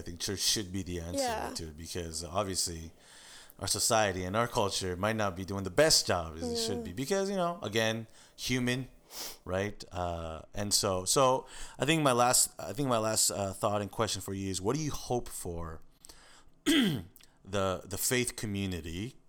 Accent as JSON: {"language": "English", "country": "United States", "tie": "born or raised there", "said": "And actually living in Koreatown, because that's my hometown. That's my backyard."}